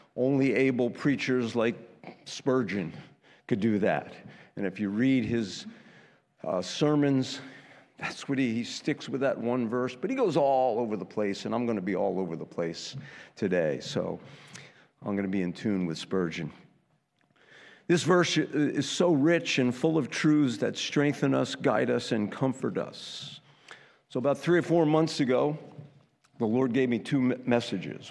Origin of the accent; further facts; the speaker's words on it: United States; I'm an American